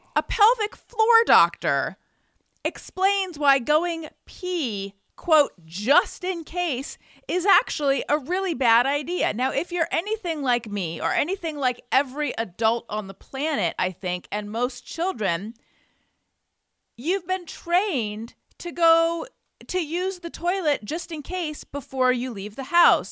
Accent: Orange County, California, United States; I'm from Orange County

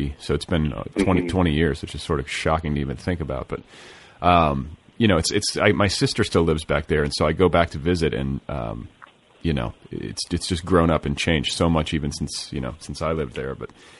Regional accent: Carmel, Indiana, United States; moved away as an adult; I went to junior high and high school in Carmel, which is north of the city.

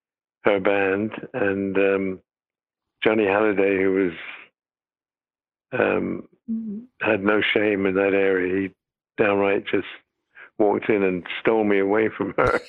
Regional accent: United Kingdom; And I said, "Actually, no. I'm British."

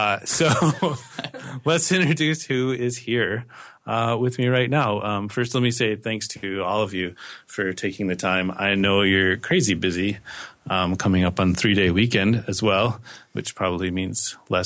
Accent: United States; moved away; since I am American

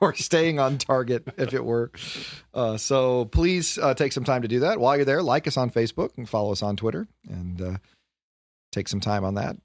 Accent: Detroit, Michigan, United States; I am from Detroit, and the south side of Detroit.

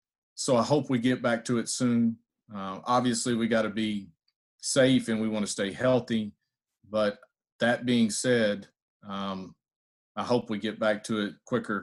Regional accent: Texas, United States; I am a big football guy and grew up a Cowboys fan. I'm from Texas.

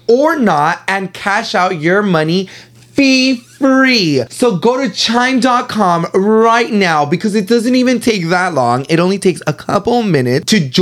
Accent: Mexico; we're Mexican and we can roll our R's.

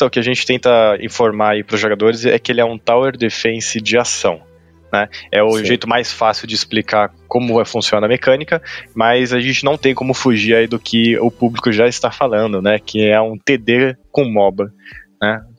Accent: Brazil; é um sobrenome alemão, tá? Mas eu sou brasileiro

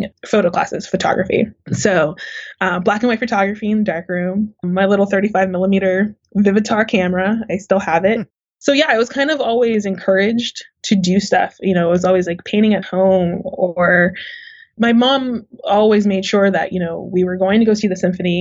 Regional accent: Uniontown, Pennsylvania, United States; moved away; it was an interesting place to grow up for sure

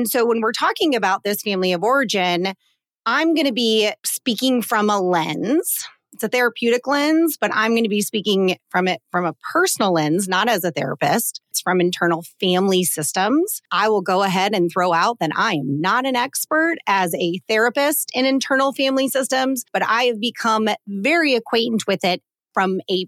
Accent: Colorado, United States; I have had a couple different trips over the last month to my home state of Colorado. Mm-hmm. Shout out to any of my Coloradoans listening to this podcast.

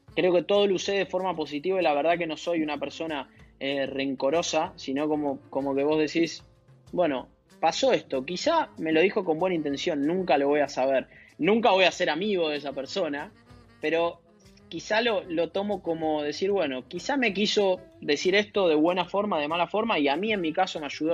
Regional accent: Buenos Aires, Argentina; yo soy de Villa Crespo, como mucha gente de, la colectividad que vive en, Argentina, que de, de esa parte de, la capital o, de la ciudad de Buenos Aires. Eh, y sí, viví en tres casas distintas desde que tengo uso de la razón, pero siempre ahí en, Villa Crespo y me, me, crié por la zona

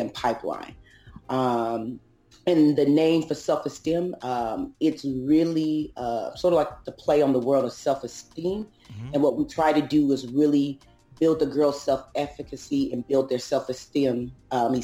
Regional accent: Oakland, California, United States; also born or lived in Los Angeles; I was born and raised in Oakland, California.

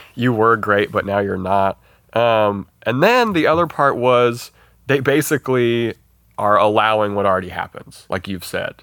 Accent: Montana, United States; we're from Montana

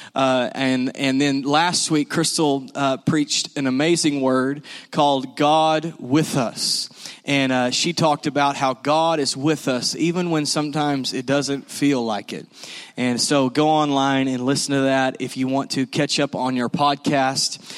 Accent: the South, United States; we're from the South.

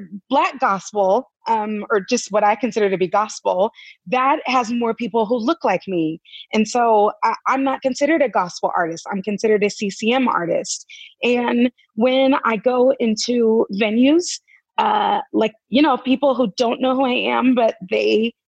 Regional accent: California, United States; now in Tennessee, United States; I'm from California. But I live in Tennessee

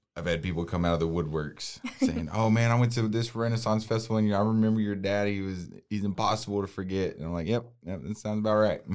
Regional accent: Waco, Texas, United States; I was born and raised in Waco

